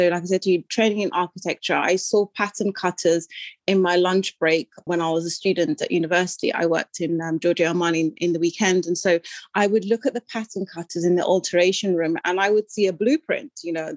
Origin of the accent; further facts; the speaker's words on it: London, United Kingdom; also born or lived in Sudan; I'm talking to you from London, England, where I've grown up in West London. I'm born in Sudan in Northeast Africa.